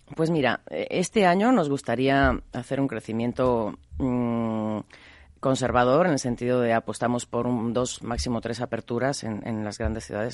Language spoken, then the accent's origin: Spanish; Mexico; moved away; also born or lived in Galicia (family) / Buenos Aires; yo soy mexicana de nacimiento, de familia gallega, soy hija de la migración